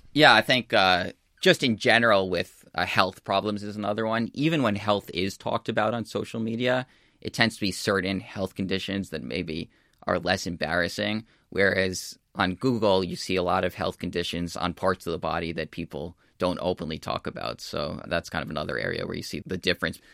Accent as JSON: {"language": "English", "country": "United States", "also_born_or_lived": "California / New York", "said": "I'm from the United States"}